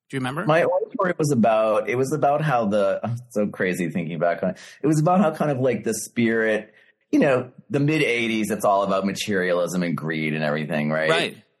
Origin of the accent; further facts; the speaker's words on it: Boston, Massachusetts, United States; accent: Boston; my Boston accent, you know, that I still had at the time